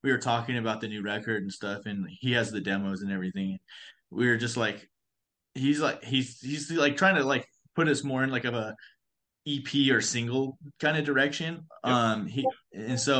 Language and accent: English; Reno, Nevada, United States; we're from Reno, so it's all on the West Coast